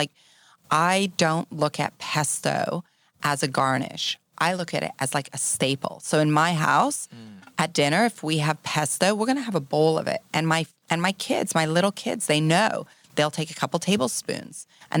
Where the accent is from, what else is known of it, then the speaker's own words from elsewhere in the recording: Switzerland; born there; also born or lived in Europe / Asia; I was born in Switzerland. I grew up in Europe. I'm French and I'm English. I've spent a lot of time throughout Asia.